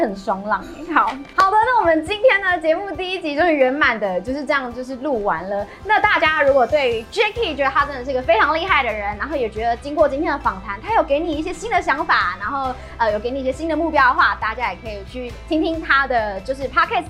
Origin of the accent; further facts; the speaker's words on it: Yunlin County, Taiwan; 我是云林人，台语小天后